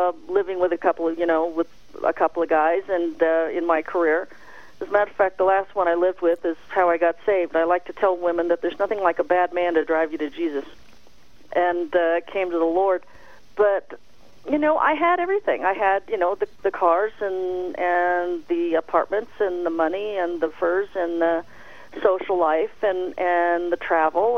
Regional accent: the Bay Area, California, United States; moved away as an adult; also born or lived in Los Angeles; I moved from the Bay Area to Los Angeles when I was 18

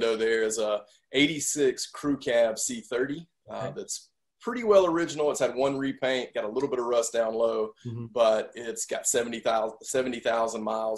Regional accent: Cedartown, Georgia, United States; my hometown of Cedartown, Georgia, which is, I live about an hour away from there now

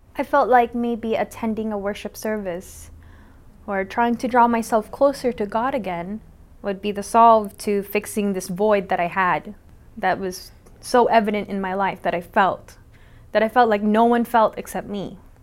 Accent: San Diego, California, United States; now in Waipahu, United States; I'm from Waipahu, Hawaii, but I'm originally from San Diego, California

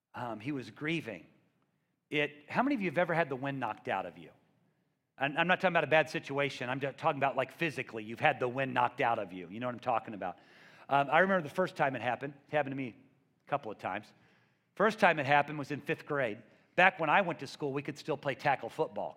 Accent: Missouri, United States; I'm from the Midwest. I'm from Missouri.

